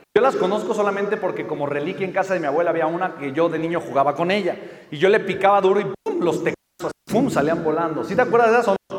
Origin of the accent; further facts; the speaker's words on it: Mexico; pues soy mexicano